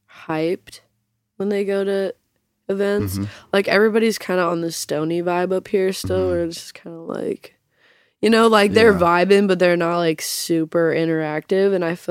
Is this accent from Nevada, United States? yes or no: yes; Las Vegas, Nevada, United States; also born or lived in Arizona / Salt Lake City, Utah; I grew up partially in Vegas, like kind of elementary school like uh-huh. ages. And then uh-huh. I lived in Arizona. I lived in back in Salt Lake.